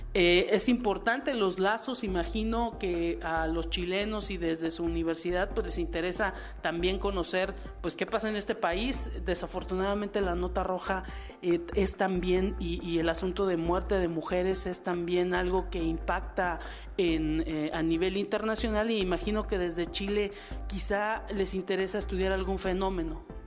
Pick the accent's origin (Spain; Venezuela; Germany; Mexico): Mexico; uno como mexicano